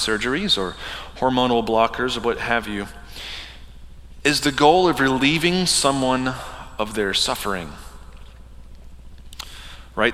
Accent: the Bible Belt, United States; I grew up in the Bible Belt

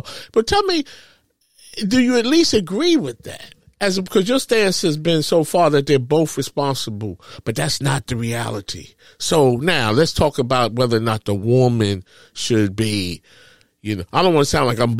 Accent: New York City, New York, United States; I'm from Harlem. I grew up, you know, from public housing projects.

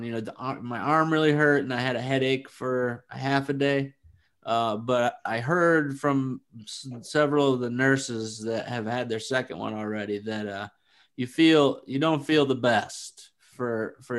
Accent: Flint, Michigan, United States; now in Arizona, United States; I'm from Flint

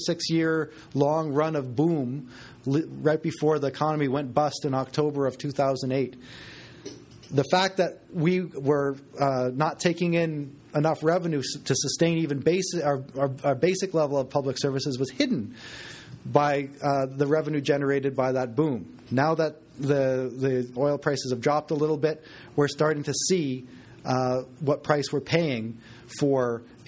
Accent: Westlock, Alberta, Canada; now in Edmonton, Canada; I grew up in Alberta

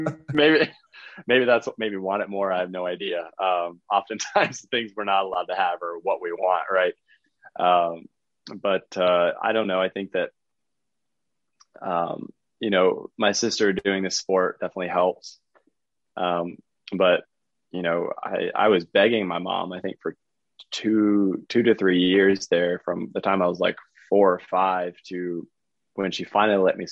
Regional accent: Charlotte, North Carolina, United States; also born or lived in Fort Mill, South Carolina / Texas; Yeah, so from Fort Mill, South Carolina. I grew up in Charlotte, North Carolina

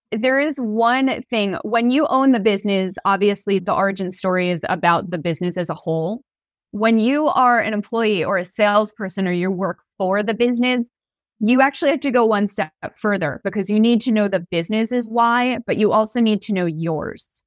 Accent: New York, United States; I'm from New York

